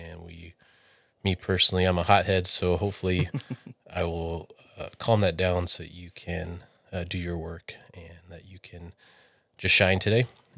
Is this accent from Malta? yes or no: no; Okinawa, Japan; born there; is that I was born in Okinawa, Japan, okay, on the military base there.